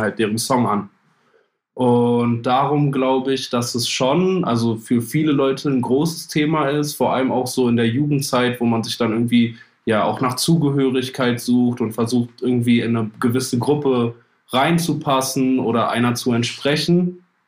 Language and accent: German; Germany; auch als Deutscher